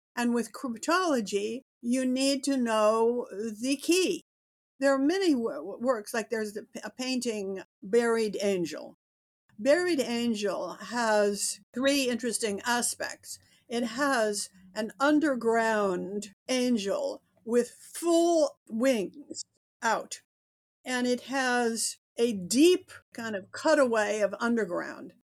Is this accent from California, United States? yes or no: yes; Berkeley, California, United States; moved away as an adult; now in New York, United States; I was born in Berkeley